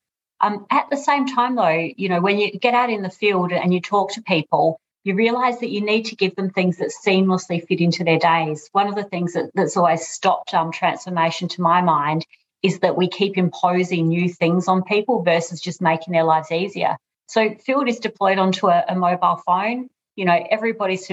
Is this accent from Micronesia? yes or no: no; Australia; moved away as an adult; now in United Kingdom; I'm obviously Australian, as you'll hear from my voice, but currently in the UK, and I've been here for about 3 years